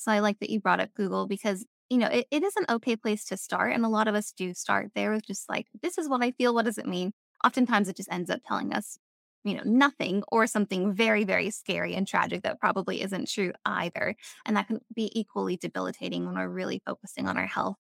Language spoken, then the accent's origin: English; Avalon, California, United States; moved away as an adult; also born or lived in North Carolina; I grew up in California, um, I grew up on Catalina Island, which is a little island off the coast of Los Angeles